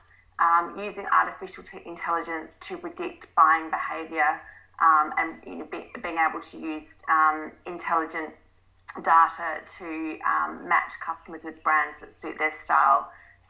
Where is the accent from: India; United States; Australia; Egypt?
Australia; Adelaide, South Australia; moved away as an adult; also born or lived in London; I'm originally from Adelaide.